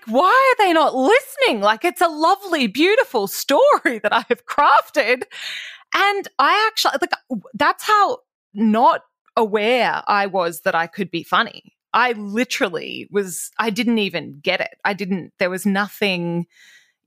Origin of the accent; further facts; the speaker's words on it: Toowoomba, Queensland, Australia; my growing up in Toowoomba.